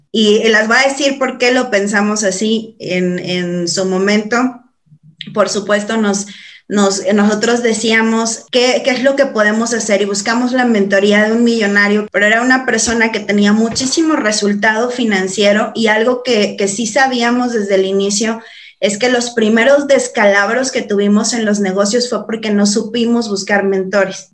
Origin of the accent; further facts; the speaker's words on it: San Luis Potosí, Mexico; moved away; soy de San Luis Potosí, estoy más para el norte que para acá